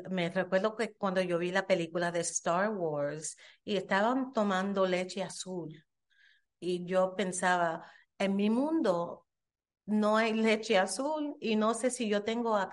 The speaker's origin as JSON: {"language": "Spanish", "region": "New York", "country": "United States", "tie": "born or raised there", "said": "Yo soy de Nueva York, mis padres son de Puerto Rico, pero yo nací en Brooklyn"}